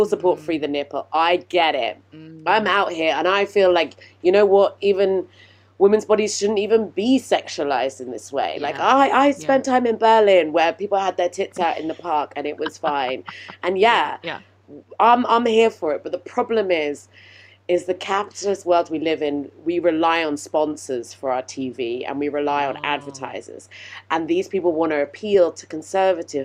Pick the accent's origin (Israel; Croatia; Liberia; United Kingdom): United Kingdom; I'm British.